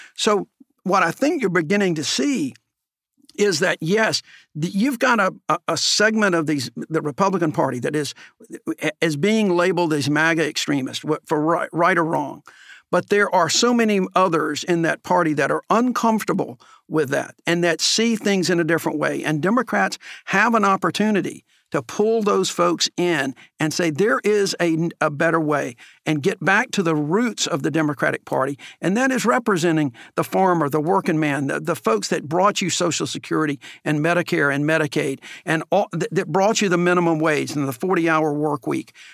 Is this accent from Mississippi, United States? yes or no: no; Alabama, United States; growing up in Alabama